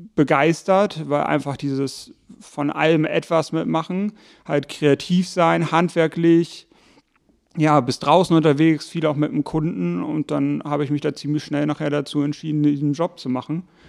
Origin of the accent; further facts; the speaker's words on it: Hamburg, Germany; moved away; also born or lived in Buchholz in der Nordheide, Lower Saxony; geboren in Hamburg, aufgewachsen dann Teil in Hamburg-Bramfeld. Irgendwann ging es dann mit der Familie nach Buchholz in der Nordheide